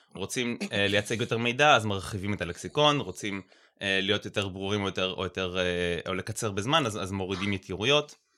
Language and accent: Hebrew; Haifa, Haifa District, Israel; אני חיפאי